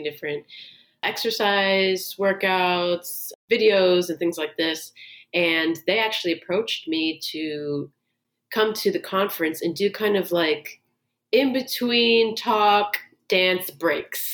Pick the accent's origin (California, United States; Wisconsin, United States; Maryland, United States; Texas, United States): Maryland, United States; also born or lived in New York; now in Los Angeles, United States; I'm from Maryland, but I lived in New York for 8 years. And then now I've been in LA for about 6 years.